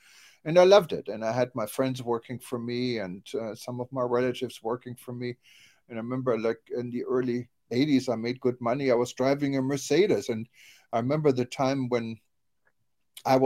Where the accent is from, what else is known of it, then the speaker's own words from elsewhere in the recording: Düsseldorf, North Rhine-Westphalia, Germany; moved away as an adult; now in United States; my hometown, Düsseldorf